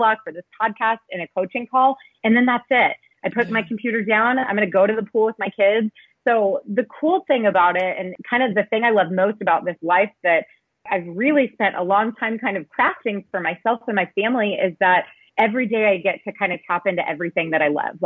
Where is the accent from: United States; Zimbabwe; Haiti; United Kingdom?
United States; Kansas City; moved away as an adult; now in Katy, Texas, United States; I am actually in Kansas City. So I'm on a 2-week vacation. I'm in my hometown